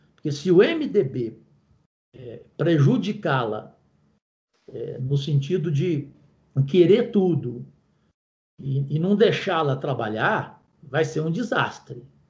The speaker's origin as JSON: {"language": "Portuguese", "region": "Goiás", "country": "Brazil", "said": "eu que sou de Goiás"}